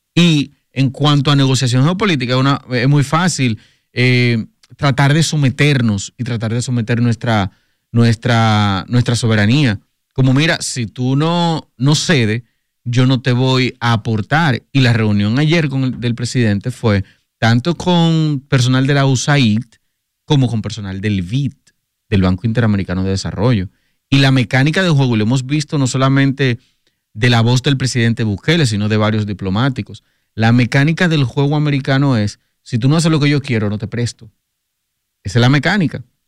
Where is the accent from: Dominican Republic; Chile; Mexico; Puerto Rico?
Dominican Republic; nosotros como dominicanos